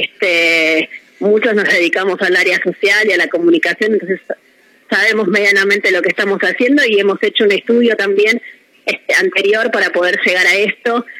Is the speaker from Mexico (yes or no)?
no; Mar del Plata, Buenos Aires Province, Argentina; somos de Mardel